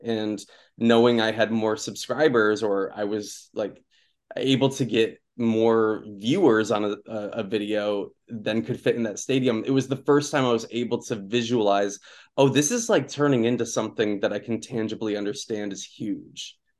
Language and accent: English; Okemos, Michigan, United States; moved away; also born or lived in Jackson, Michigan; so I grew up in Michigan. I, um, I was born in Jackson, and I went to high school in Okemos